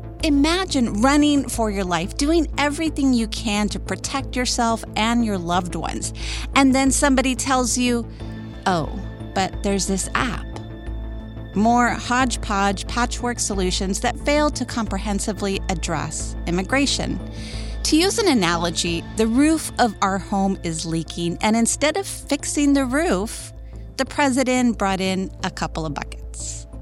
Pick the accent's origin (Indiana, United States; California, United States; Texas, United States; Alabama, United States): Texas, United States; Rio Grande Valley; attorney, advocate, born and raised in the Rio Grande Valley